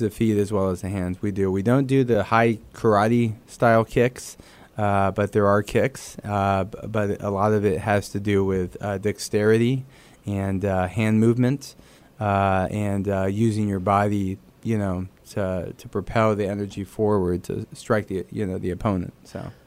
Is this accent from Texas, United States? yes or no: yes; San Antonio, Texas, United States; first language Spanish; English is a second language; also born or lived in Dallas, Texas; grew up in San Antonio